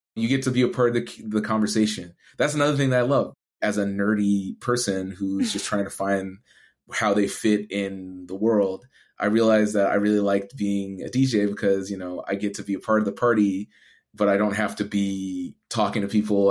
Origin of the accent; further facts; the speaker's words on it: Edmonton, Alberta, Canada; moved away as an adult; also born or lived in Toronto; for me coming from Edmonton